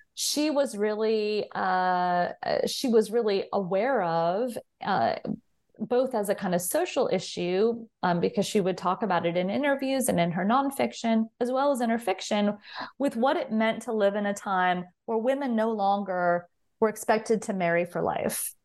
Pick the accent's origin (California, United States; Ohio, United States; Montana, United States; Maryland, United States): California, United States; Southern; I grew up in Southern California